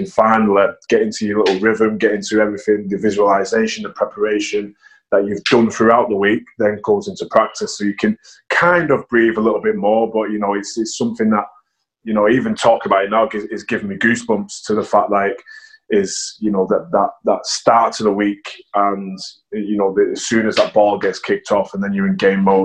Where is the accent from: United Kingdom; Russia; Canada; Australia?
United Kingdom; Warrington, North West England; also born or lived in Manchester; I was born in Manchester, but then moved to Warrington as a 4-year-old